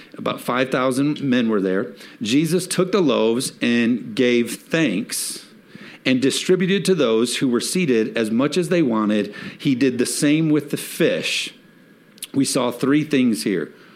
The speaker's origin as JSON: {"language": "English", "country": "United States", "said": "as Americans"}